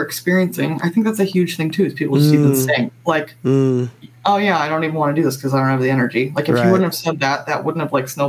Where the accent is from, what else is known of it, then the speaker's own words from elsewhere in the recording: Midwest, United States; growing up in the Midwest, I mean, I have a lot of family members who are gun owners.